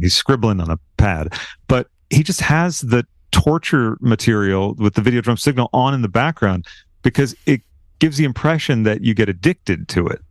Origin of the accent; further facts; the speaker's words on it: Massachusetts, United States; moved away; I'm originally from the Massachusetts area